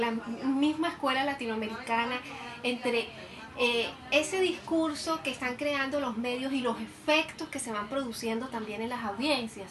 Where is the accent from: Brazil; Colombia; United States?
Colombia; nosotros como colombianos